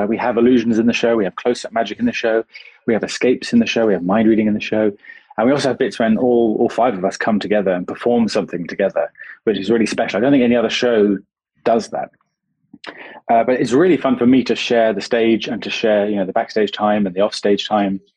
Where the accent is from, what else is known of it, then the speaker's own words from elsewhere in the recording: United Kingdom; I'm very British